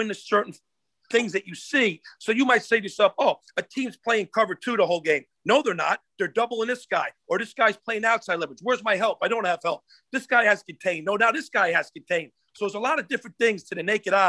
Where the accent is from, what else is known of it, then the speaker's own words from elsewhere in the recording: New Jersey, United States; moved away as an adult; also born or lived in Florida / North Carolina / Hawaii; my home state, New Jersey